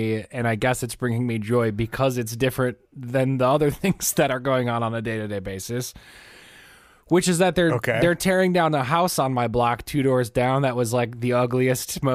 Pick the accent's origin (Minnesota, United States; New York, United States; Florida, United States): Minnesota, United States; Minneapolis; I grew up in South Minneapolis